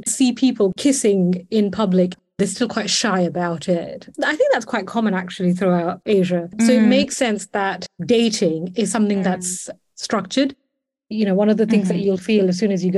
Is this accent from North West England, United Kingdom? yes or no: no; London, United Kingdom; I'm a Londoner through and through.